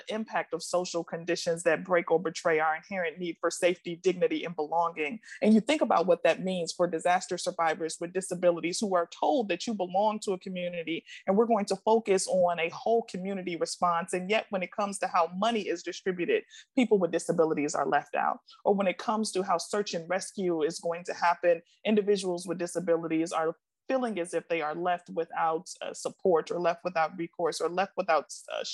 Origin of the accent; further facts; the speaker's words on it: Milwaukee, Wisconsin, United States; now in Washington, D.C., United States; I was born and raised in Milwaukee, Wisconsin, so I am a Midwest girl at heart